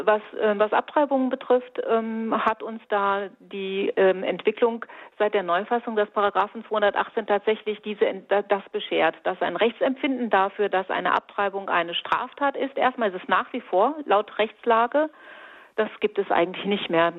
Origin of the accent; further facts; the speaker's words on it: Fulda, Hesse, Germany; bei uns in Fulda